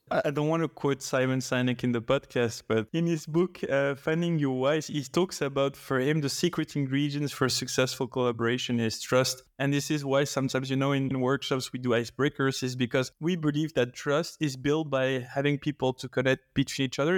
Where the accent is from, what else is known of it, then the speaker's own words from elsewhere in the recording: Belgium; I've been living in Belgium all my life